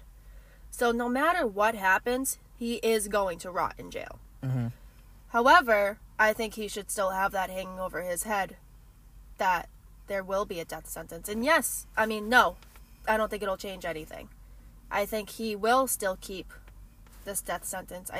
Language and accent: English; Boston, Massachusetts, United States; It is 100% my home